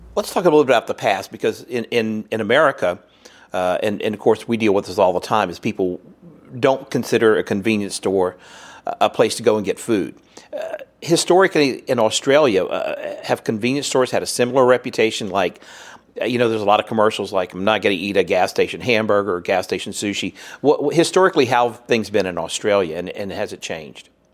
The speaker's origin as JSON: {"language": "English", "region": "Louisiana", "country": "United States", "said": "I'm from Louisiana"}